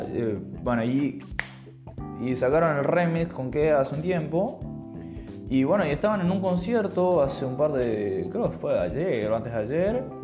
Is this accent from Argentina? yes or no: yes; Argentina; born there; nací en Argentina, la puta madre, hay que remarla y salir adelante como se pueda.